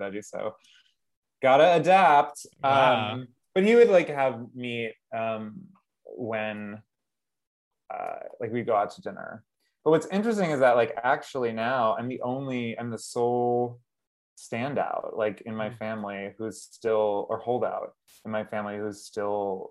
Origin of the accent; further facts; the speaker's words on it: Massachusetts, United States; also born or lived in Pennsylvania; I was born in Pennsylvania, but then I was raised in Massachusetts